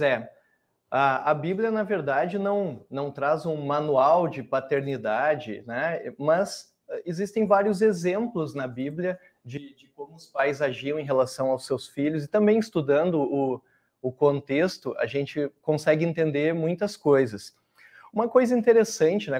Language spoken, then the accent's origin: Portuguese; Cachoeira do Sul, Rio Grande do Sul, Brazil; also born or lived in Dom Pedrito / Canela / Novo Hamburgo; eu nasci em Dom Pedrito, no Rio Grande do Sul, mas a vida toda vivi em Cachoeira do Sul, pelo menos minha infância, adolescência